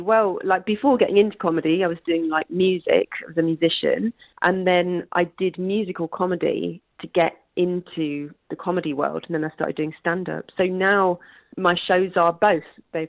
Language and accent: English; Leicester, East Midlands, United Kingdom; born or raised there; moved away